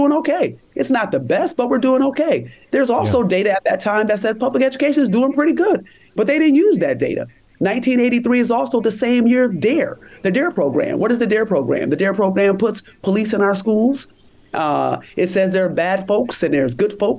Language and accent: English; Rochester, New York, United States; I'm from Rochester, New York. And I went to a really big high school in upstate New York